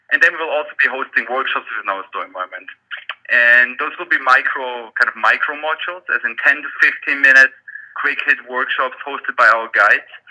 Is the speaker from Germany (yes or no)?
yes; Germany; English is a second language; moved away as an adult; also born or lived in Australia; now in Toronto, Canada; as you can tell by my accent, um, I grew up in uh, in, in, Germany